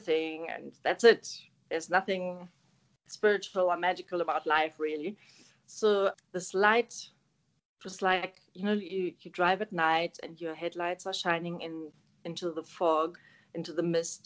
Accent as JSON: {"language": "English", "country": "Germany", "tie": "born or raised there", "first_language": "German", "second_language": "English", "moved": "as an adult", "lives_now": "South Africa", "said": "I'm German. So I was born and raised in Germany, Northern Germany, close to Hamburg"}